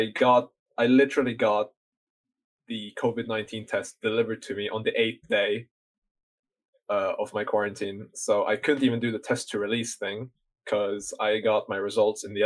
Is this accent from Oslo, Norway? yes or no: no; Bergen, Vestland, Norway; moved away; also born or lived in United Kingdom; Bergen, which is my home city